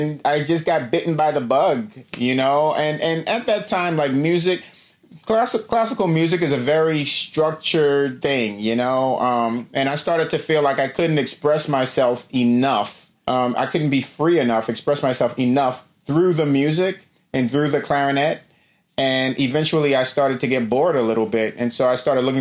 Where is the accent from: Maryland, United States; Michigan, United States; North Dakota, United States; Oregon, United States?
Maryland, United States; Baltimore; also born or lived in New York; I was born in New York, but my mother is originally from Baltimore. So when I was very young, my mom and dad split. And when they split, my mom moved back home to Baltimore and took me with her. And I was seven, me and my sister. My sister was five. I was seven. So I lived in Baltimore for 10 years growing up in Baltimore